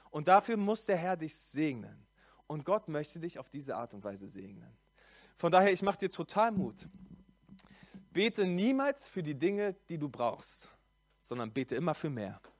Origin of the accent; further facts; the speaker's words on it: Berlin, Germany; So, ich komme aus Berlin, ich bin gebürtiger Berliner und in Hessen gibt es so eine Karnevalskultur.